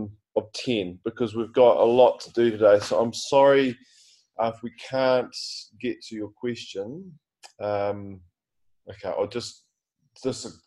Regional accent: Kerikeri, Northland, New Zealand; moved away; also born or lived in West Auckland; Kerikeri, of course, my hometown.

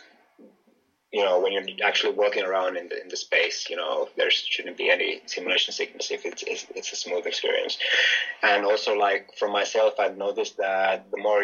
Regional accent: Finland; moved away; also born or lived in Greece; I'm Finnish from Finland.

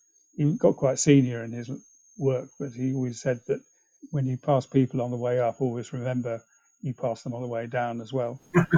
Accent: England, United Kingdom; also born or lived in China / East Africa; Well, I was born in China, but had to leave that when I was 2 months old. My father worked in the oil industry, and actually I spent a lot of my childhood in East Africa, and before coming back to England to go to school.

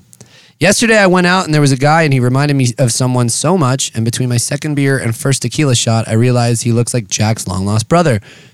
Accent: Melbourne, Victoria, Australia; Love your show. Listen to every episode. I'm from Melbourne, Australia.

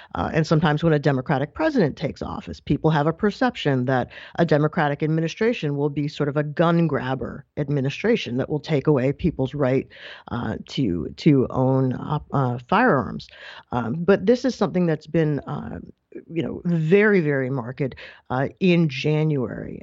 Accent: New York, United States; also born or lived in Massachusetts; I'm, I'm from New York

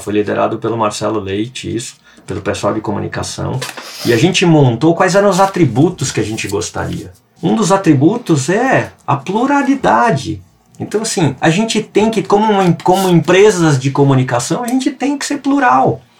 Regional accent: São Paulo, Brazil; moved away; also born or lived in Rio Grande do Sul; Eu vivi minha vida inteira em São Paulo

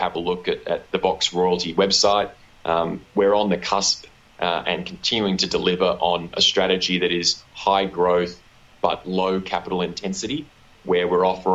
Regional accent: Australia; accent: Australian; I was born to the southernmost continent in Australia. So apologies to the listeners for my unfortunate Australian accent.

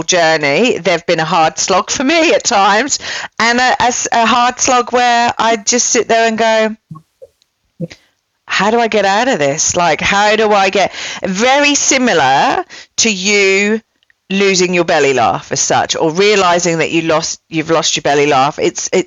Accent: England, United Kingdom; now in Melbourne, Australia; I'm English

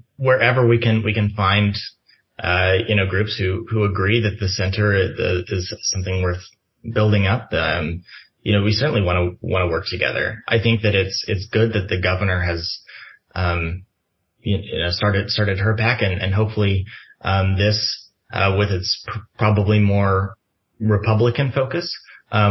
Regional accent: rural Kansas, United States; we have schools in rural Kansas that are struggling, in closing. The one in my hometown has closed.

